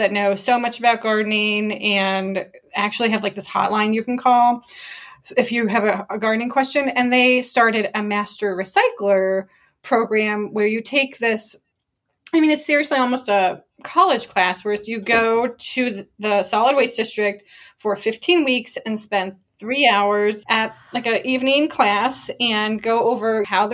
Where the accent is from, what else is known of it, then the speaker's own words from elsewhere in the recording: Ohio, United States; I'm from Ohio